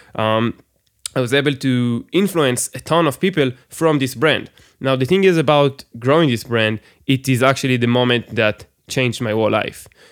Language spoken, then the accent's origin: English; Israel; English is a second language; I'm, I'm from Israel, by the way, everybody. So I, I, English is my second language